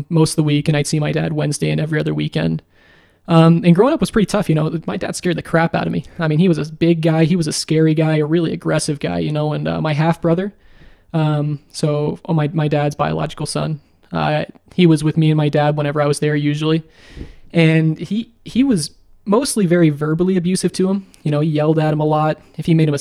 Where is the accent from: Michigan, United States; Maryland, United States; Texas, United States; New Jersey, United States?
Maryland, United States; Baltimore; I was born in Baltimore, Maryland in 1999 on November 13th.